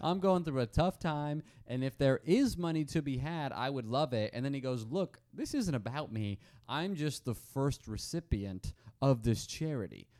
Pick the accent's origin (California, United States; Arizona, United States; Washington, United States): Arizona, United States; I'm from Arizona